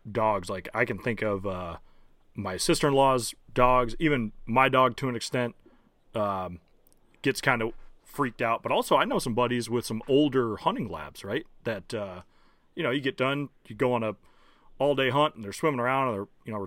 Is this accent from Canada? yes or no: no; the North, United States; I'm from the North